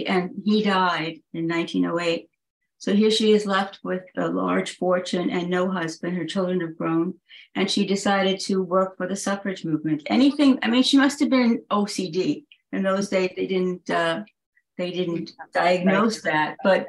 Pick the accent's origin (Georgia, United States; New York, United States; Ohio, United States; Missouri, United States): New York, United States; Plainview; also born or lived in Glen Cove, New York; Well, I grew up in Plainview, but now I live in Glen Cove.